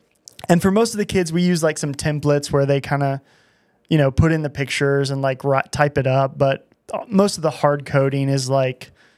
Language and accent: English; Altus, Oklahoma, United States; I grew up in Altus, Oklahoma.